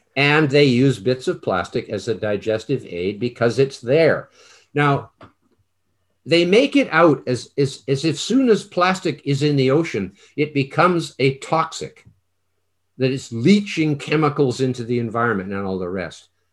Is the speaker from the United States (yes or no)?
no; Canada; I'm Canadian